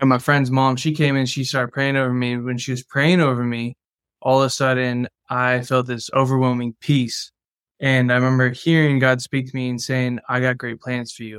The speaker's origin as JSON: {"language": "English", "town": "San Juan Capistrano", "region": "California", "country": "United States", "tie": "born or raised there", "said": "I grew up in Southern California in Orange County"}